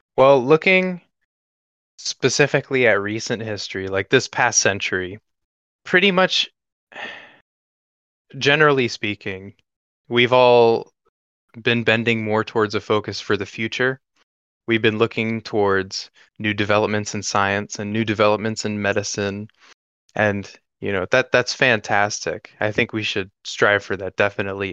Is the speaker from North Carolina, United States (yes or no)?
yes; North Carolina, United States; moved away; I come from North Carolina, which uh, was deep in the suburbs, and now I live in the country